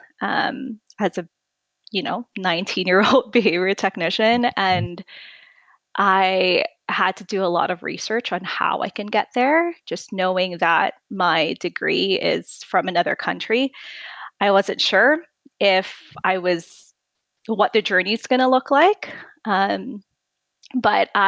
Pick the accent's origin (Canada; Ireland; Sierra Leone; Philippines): Philippines; English is a second language; moved away as an adult; now in United States; I was born and raised in the Philippines. And I immigrated to the U.S.